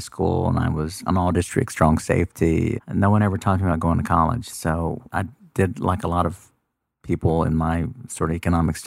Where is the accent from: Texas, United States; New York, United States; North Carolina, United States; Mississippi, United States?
Texas, United States; Houston; I was born in Texas and raised in Houston. So when I think about my hometown, it's Houston, Texas